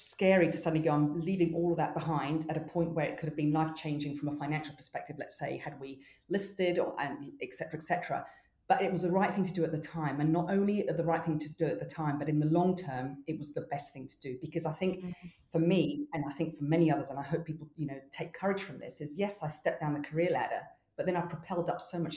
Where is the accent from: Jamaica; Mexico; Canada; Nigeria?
Mexico; now in New Zealand; I grew up in Mexico